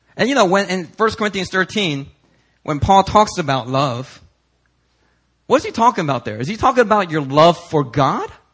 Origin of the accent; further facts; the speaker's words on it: Philadelphia, Pennsylvania, United States; growing up in Philly